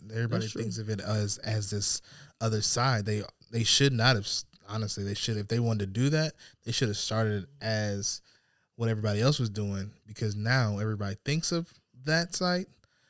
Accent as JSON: {"language": "English", "country": "Peru", "said": "I'm from Peru, brother."}